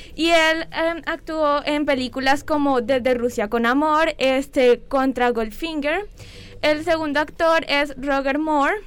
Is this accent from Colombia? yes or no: yes; Colombia; nuestro país